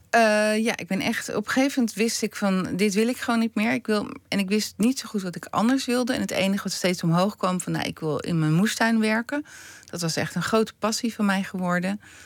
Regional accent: Stompetoren, North Holland, Netherlands; ik ben opgegroeid in Stompetoren en mijn moeder komt uit Drenthe

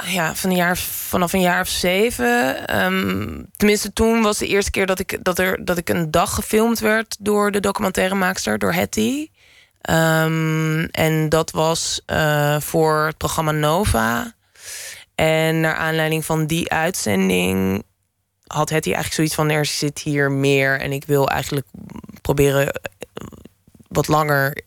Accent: Lelystad, Flevoland, Netherlands; moved away; also born or lived in Amsterdam; ik ben geboren en getogen in Lelystad

